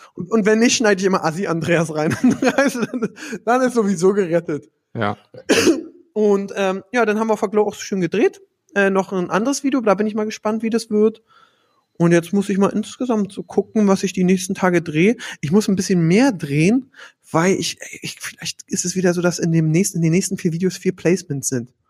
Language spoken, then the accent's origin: German; Berlin, Germany; Als Berliner